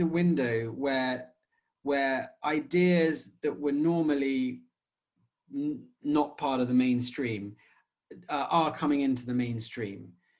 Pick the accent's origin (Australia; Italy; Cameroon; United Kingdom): United Kingdom; in the UK, our mainstream culture is quite secular